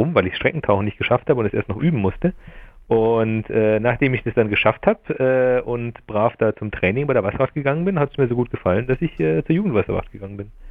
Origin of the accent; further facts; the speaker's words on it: Laufen an der Salzach, Bavaria, Germany; also ich komme aus Laufen an der Salzach, das ist ja ein Ort äh, an der Salzburger Grenze.